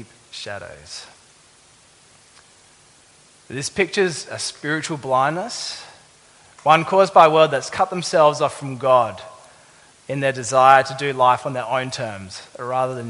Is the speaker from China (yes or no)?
no; Adelaide, South Australia, Australia; moved away; I'm from Adelaide.